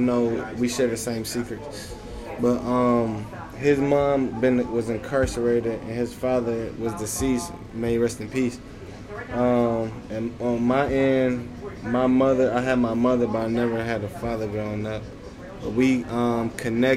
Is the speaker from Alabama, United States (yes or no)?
no; Detroit, Michigan, United States; Growing up in Detroit, it's like you used to people you growing up with getting killed